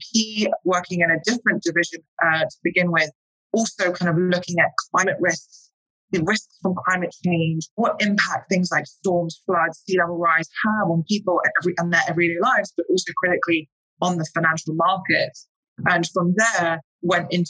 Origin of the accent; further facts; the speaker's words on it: London, United Kingdom; accent: English; moved away as an adult; now in New York, United States; I am British. I am from London. I've actually been in New York and in the US for the past 7 years.